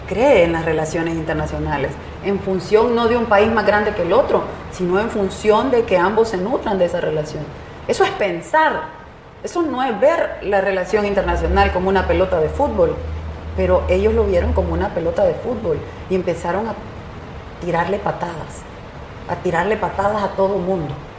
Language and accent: Spanish; El Salvador; hablé como salvadoreña